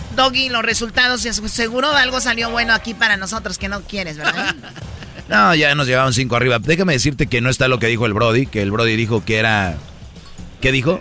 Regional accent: Tepatitlán, Jalisco, Mexico; yo soy de Tepatitlán.

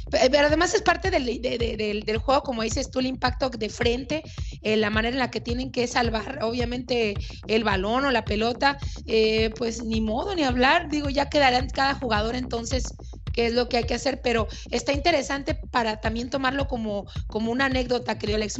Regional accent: Mexico; en mi país

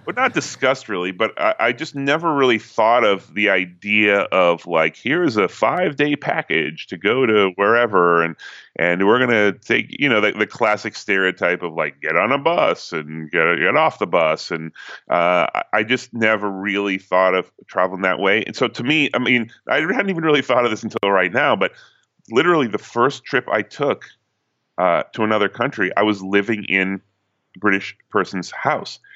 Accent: Newton, Massachusetts, United States; moved away as an adult; now in New York, United States; No, I'm from Massachusetts. Uh, I'm from Newton, Massachusetts

